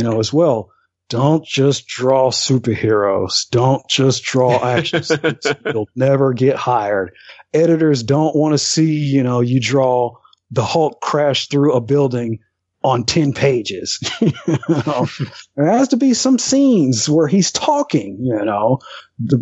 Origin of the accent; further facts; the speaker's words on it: Alabama, United States; I grew up here in Alabama, and my town is like population 2000, population 1800